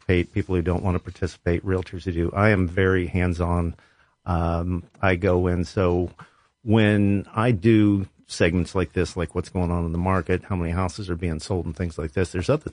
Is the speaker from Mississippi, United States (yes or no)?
no; Columbus, Ohio, United States; also born or lived in Westerville, Ohio; I grew up on the West Side. I went to Westland High School